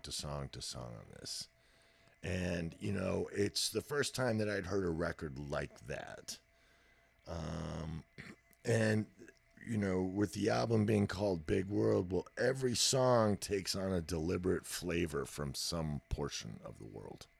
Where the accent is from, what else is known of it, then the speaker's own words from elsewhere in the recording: Texas, United States; I was born in Texas. I'm a native.